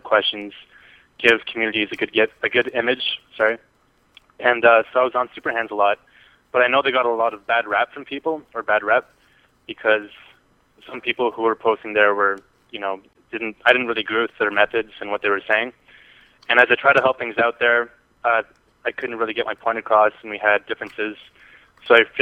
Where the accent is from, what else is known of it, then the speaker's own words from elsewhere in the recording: Canada; accent: Canadian; my Canadian accent